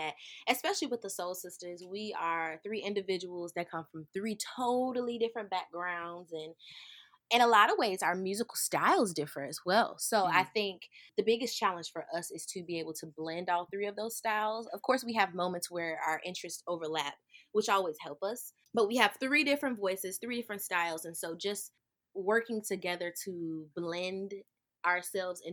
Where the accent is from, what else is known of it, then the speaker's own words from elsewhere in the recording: Birmingham, Alabama, United States; I am from Birmingham, Alabama, right here in the South